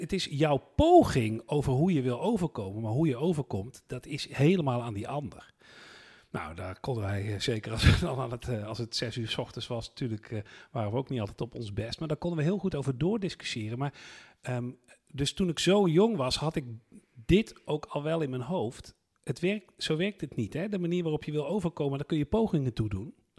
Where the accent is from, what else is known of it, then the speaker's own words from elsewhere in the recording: North Brabant, Netherlands; ik ben in West-Brabant opgegroeid